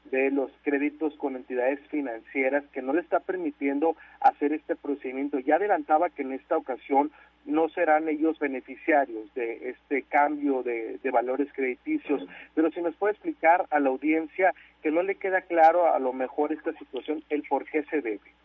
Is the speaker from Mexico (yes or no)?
yes; Mexico; como buenos mexicanos, y me incluyo